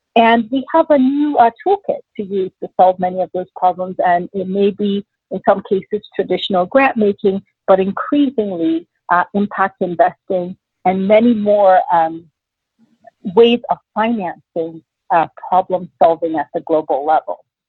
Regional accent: Nigeria; moved away; also born or lived in New York City, United States; my parents moved back to Nigeria when I was six months old so I had the opportunity to grow up in a completely different part of the world

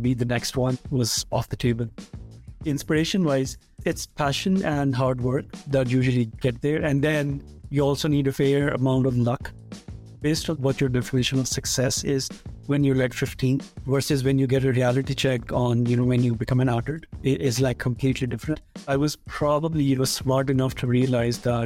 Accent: Faisalabad, Punjab, Pakistan; moved away; most of my early childhood was in another city called Faisalabad, and that's the third largest city in Pakistan.

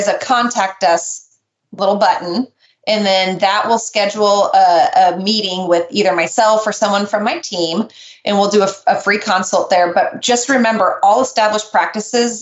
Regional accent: Nebraska, United States; I'm from Nebraska

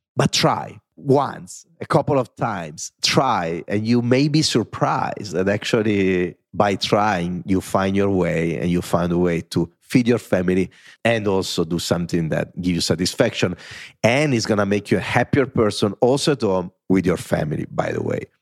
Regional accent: Italy; accent: Italian; English is a second language; moved away as an adult; now in New York City, United States; I am an Italian that grew up in Italy with parents that never took a plane

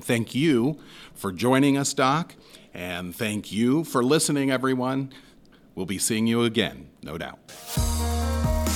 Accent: Southwest Ohio, United States; moved away; I come from Southwest Ohio

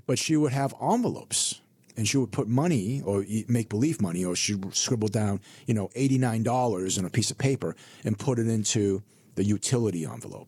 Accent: Burlington, Massachusetts, United States; also born or lived in Hong Kong; I grew up in Burlington, Massachusetts

